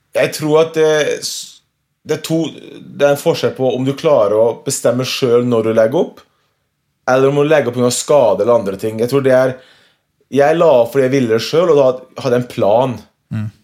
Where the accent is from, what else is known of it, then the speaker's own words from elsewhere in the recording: Norway; hjemme i Norge